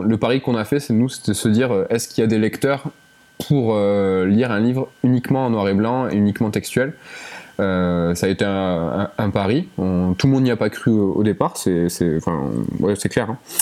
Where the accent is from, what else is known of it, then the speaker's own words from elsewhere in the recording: Toulouse, Occitania, France; on est de, on est de Toulouse